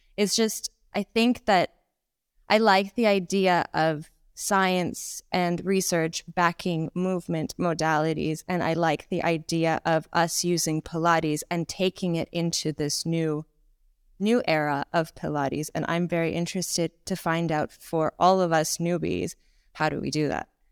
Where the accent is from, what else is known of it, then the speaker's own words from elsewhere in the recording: Toronto, Ontario, Canada; accent: Canadian; moved away as an adult; also born or lived in Ukraine / United Kingdom; now in Bangkok, Thailand; I was, uh, born in Ukraine. I grew up in Canada, in Toronto, and I spent my adult life in the U K